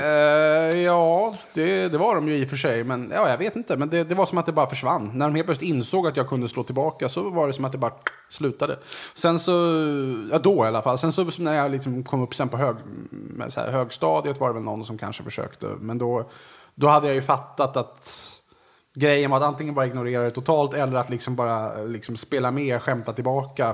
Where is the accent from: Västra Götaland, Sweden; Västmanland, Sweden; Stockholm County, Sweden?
Stockholm County, Sweden; Resarö; jag kommer alltså från en liten ö som heter Resarö som ligger utanför Vaxholm då, där jag är uppvuxen.